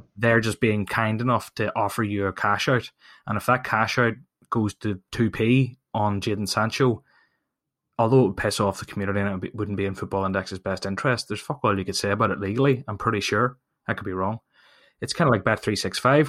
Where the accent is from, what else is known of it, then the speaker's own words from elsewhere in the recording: Ireland; I'm from Ireland